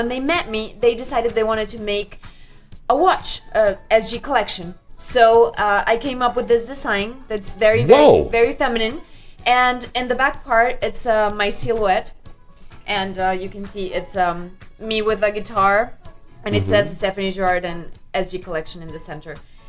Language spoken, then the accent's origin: English; Mexico; also born or lived in Canada; I lived in Canada for many years. I was raised in Mexico, too, and my dad's French